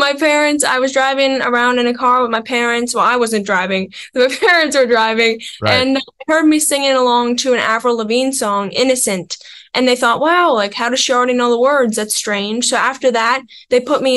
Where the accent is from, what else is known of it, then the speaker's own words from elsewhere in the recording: Pembroke, Ontario, Canada; I'm from a small town called Pembroke, which is about an hour and a half north of Ottawa.